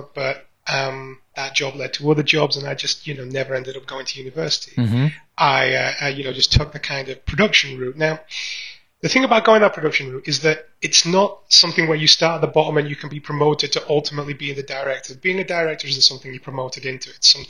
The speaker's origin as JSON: {"language": "English", "town": "Barnsley", "region": "Yorkshire and the Humber", "country": "United Kingdom", "tie": "born or raised there", "said": "Now, I grew up in Barnsley, in South Yorkshire."}